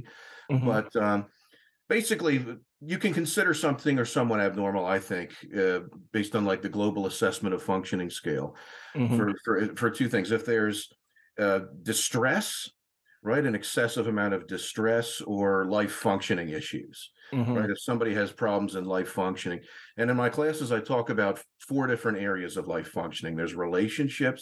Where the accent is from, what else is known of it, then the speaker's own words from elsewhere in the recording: Newtown, Pennsylvania, United States; moved away; I'm from Newtown, Pennsylvania, originally. And I went to a high school called Council Rock